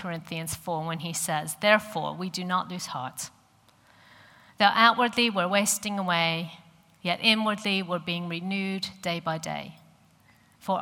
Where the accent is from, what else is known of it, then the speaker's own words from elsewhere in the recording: St. Louis, Missouri, United States; accent: American; moved away as an adult; I grew up in St. Louis in the middle of America